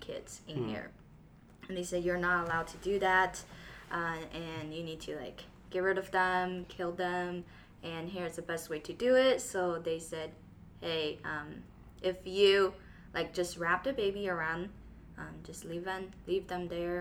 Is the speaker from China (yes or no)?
yes; Taiyuan, Shanxi, China; I was born in Shanxi, Taiyuan